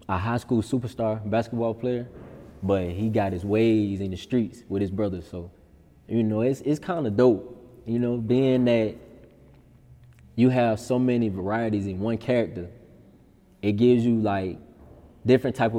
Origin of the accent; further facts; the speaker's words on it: Sumter, South Carolina, United States; being in the newspaper for my hometown